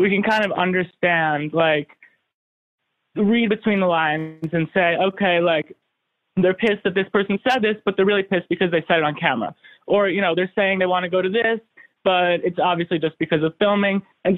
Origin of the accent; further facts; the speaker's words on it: New York City, New York, United States; I'm from New York City.